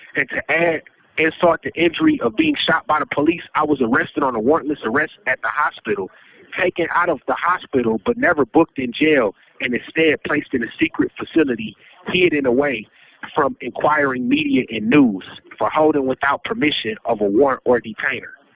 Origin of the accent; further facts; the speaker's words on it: United States; an American taxpaying citizen